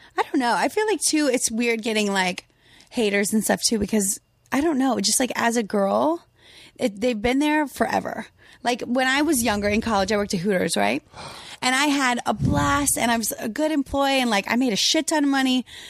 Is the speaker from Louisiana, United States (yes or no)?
yes; Louisiana, United States; I'm from Louisiana